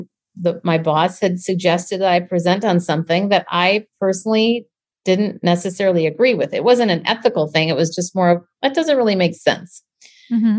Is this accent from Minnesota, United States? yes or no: yes; Minneapolis, Minnesota, United States; now in San Francisco, United States; I'm originally from Minneapolis